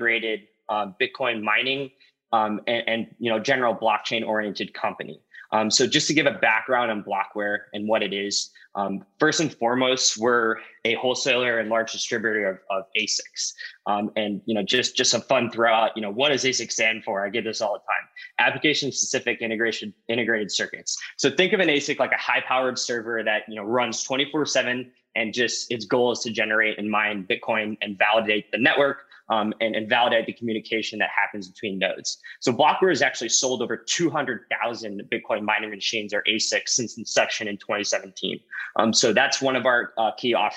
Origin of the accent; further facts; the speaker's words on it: St. Louis, Missouri, United States; I grew up actually in St. Louis, Missouri